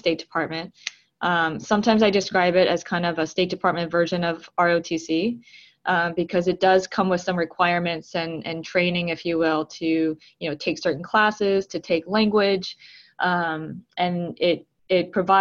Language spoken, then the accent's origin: English; Tucson, Arizona, United States; moved away as an adult; also born or lived in Atlanta, Georgia / South Korea / New York; now in Brooklyn, United States; I was born in Atlanta, Georgia, but I spent my early childhood in South Korea, which is where my family is from. And then when we came back to the U.S., I was about 5, and then I grew up mostly in Tucson, Arizona